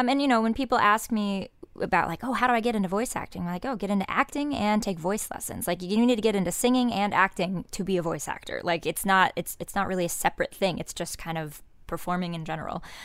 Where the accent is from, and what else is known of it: Indiana, United States; moved away